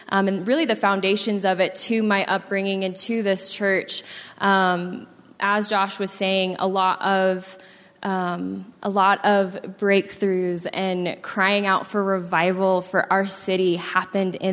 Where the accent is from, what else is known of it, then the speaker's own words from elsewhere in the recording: Sacramento, California, United States; I was actually born and raised in Sacramento, California.